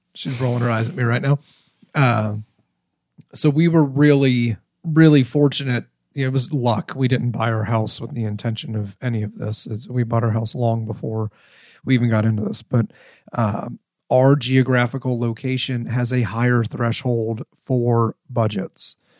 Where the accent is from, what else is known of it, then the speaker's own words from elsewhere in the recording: Ohio, United States; moved away as an adult; I grew up in Ohio. I left Ohio when I joined the military.